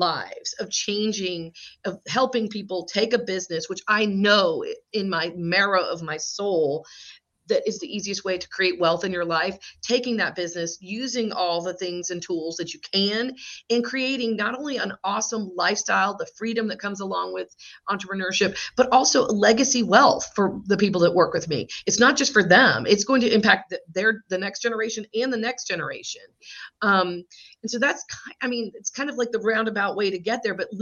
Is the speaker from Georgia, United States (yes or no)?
yes; South Georgia, United States; also born or lived in Atlanta, Georgia; My dad's family is from the Northeast, but I grew up in South Georgia, went to college here in Georgia and have stayed